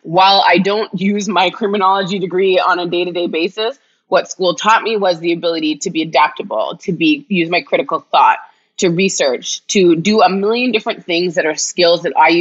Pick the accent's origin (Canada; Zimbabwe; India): Canada; I'm Canadian